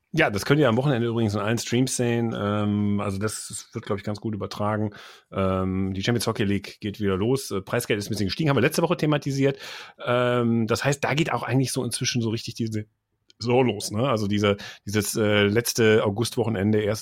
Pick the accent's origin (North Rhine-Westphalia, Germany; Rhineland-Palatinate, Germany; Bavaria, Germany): North Rhine-Westphalia, Germany; Mönchengladbach; also born or lived in Friedberg, Hesse; ich bin ja in Mönchengladbach dann noch aufgewachsen